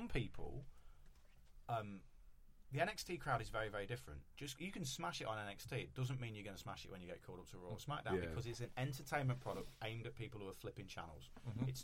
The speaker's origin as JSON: {"language": "English", "region": "Wales", "country": "United Kingdom", "said": "I am biased as a Welsh"}